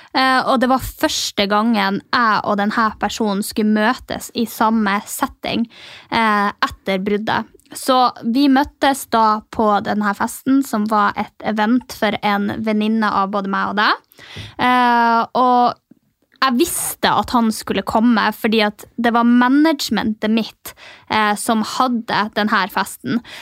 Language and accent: Norwegian; Mehamn, Finnmark, Norway; moved away; når jeg kommer hjem til Mehamn, da, eh, tettstedet der jeg kommer fra